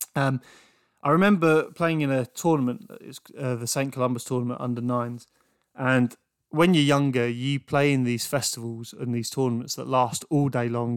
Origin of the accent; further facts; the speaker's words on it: England, United Kingdom; growing up in England as a young rugby player